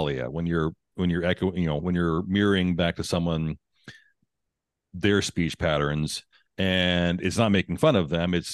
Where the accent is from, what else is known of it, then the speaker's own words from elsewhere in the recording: Texas, United States; Born and raised in Texas